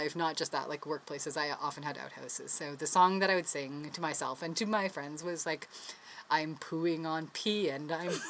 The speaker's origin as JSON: {"language": "English", "region": "New Brunswick", "country": "Canada", "said": "when I moved here, was apparently very unfashionable. I came from New Brunswick."}